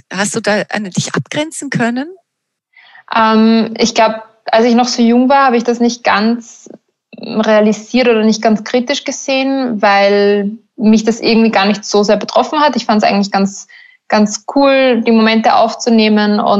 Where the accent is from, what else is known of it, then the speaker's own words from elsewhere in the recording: Burgenland, Austria; now in Berlin, Germany; okay, ich komme aus dem Burgenland, ich lebe irgendwo am Land